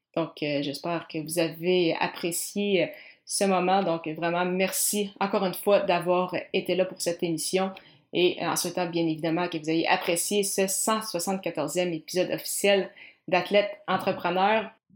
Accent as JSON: {"language": "French", "town": "Granby", "region": "Quebec", "country": "Canada", "tie": "born or raised there", "said": "je viens de, de Granby"}